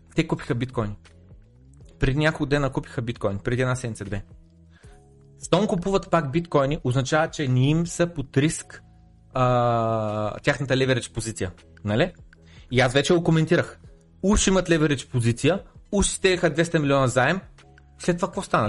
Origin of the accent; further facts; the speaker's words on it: Bulgaria; аз съм един българин